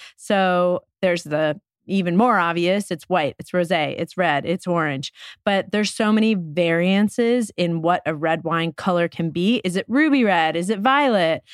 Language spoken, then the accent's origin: English; New York, United States; growing up in New York